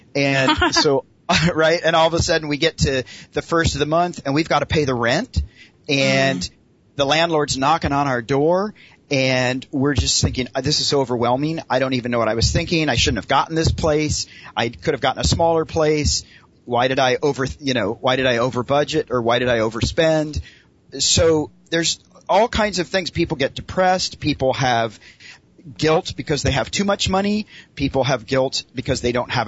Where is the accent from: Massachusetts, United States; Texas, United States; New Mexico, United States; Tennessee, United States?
Tennessee, United States; moved away as an adult; also born or lived in Los Angeles, California; now in Los Angeles area, United States; I grew up in Tennessee